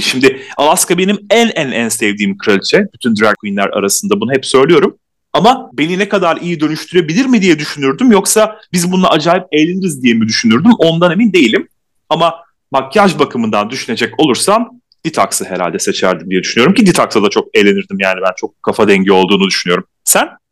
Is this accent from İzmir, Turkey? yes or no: yes; İzmir, Turkey; İzmirliyim ben de.